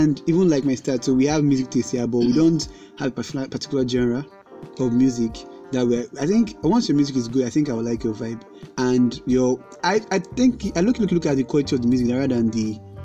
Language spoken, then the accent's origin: English; Lagos, Nigeria; we are from Nigeria, Lagos State